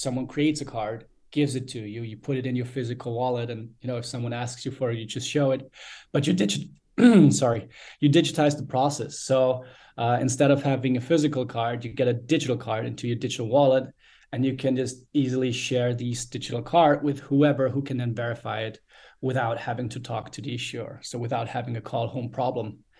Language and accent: English; Austria; born and raised in Austria.